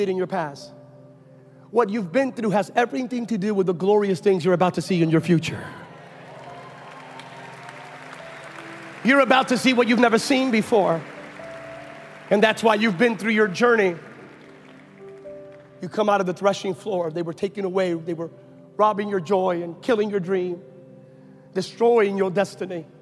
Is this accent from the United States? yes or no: yes; California, United States; I'm from California